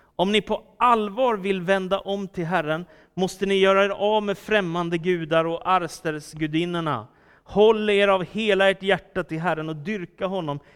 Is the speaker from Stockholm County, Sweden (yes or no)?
yes; Stockholm, Stockholm County, Sweden; Philadelphia-kyrkan i Stockholm där jag växte upp